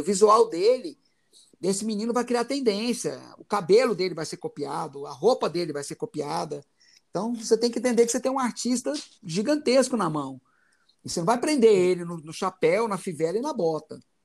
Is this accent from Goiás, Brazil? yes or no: yes; Goiás, Brazil; moved away as an adult; also born or lived in Itumbiara / São Paulo / Rio de Janeiro; now in Goiânia, Brazil; eu sou goiano